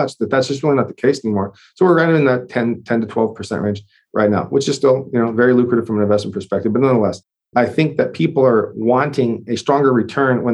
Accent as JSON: {"language": "English", "area": "the Northwest", "region": "Pacific Northwest", "country": "United States", "moved": "yes", "lives_now": "Texas, United States", "said": "I'm from the Northwest originally as well"}